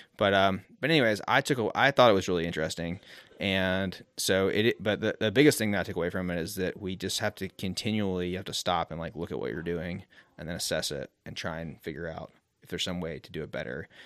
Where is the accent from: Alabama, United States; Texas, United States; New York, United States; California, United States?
Alabama, United States; Mobile; moved away as an adult; now in Asheville, United States; I grew up on the Gulf Coast in Mobile, Alabama. Um, and I moved here when I was eighteen to ride mountain bikes.